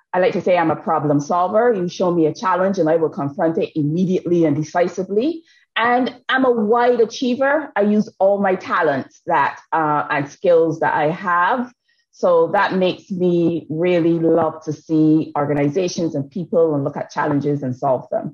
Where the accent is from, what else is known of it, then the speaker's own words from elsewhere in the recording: Barbados; moved away; I've been born, educated, and nurtured in the lovely island of Barbados